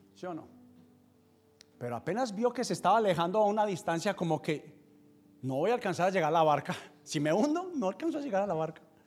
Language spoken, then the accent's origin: Spanish; Paisa region, Antioquia, Colombia; soy paisa